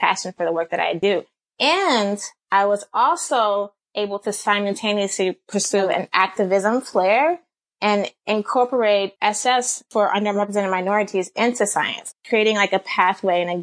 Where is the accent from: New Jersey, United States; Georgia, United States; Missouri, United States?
Georgia, United States; Atlanta; I grew up in Atlanta, Georgia.